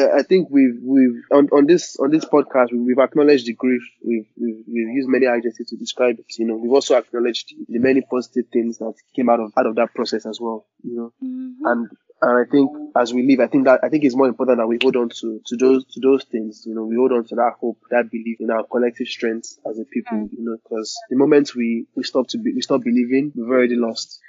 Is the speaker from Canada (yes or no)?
no; Nigeria; as Nigerians